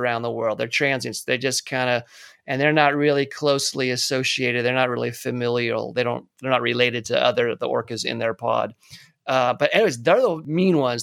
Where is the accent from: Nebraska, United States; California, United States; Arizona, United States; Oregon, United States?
California, United States; Rancho Palos Verdes; I grew up near Marineland of the Pacific, which was up in Palos Verdes near LA.